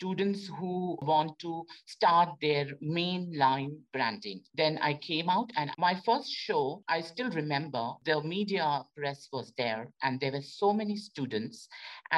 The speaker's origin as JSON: {"language": "English", "country": "India", "moved": "as an adult", "said": "I was selected from India."}